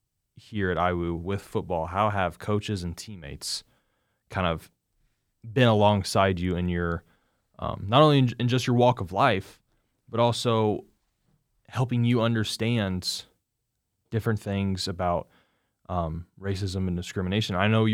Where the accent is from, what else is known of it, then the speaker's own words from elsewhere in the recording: Indiana, United States; I mean, granted, I'm from Indiana, and, you know, Indiana Wesleyan's only an hour and a half from me or from my house